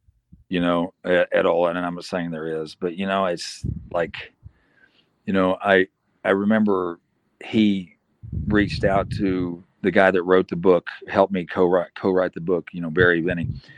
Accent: South Africa; I'm a South African citizen and thought of as a good guy that did charity work and did a lot for the community.

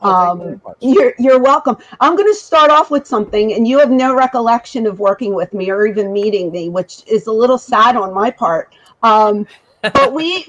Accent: Philadelphia, Pennsylvania, United States; moved away; Originally, I'm from Philadelphia.

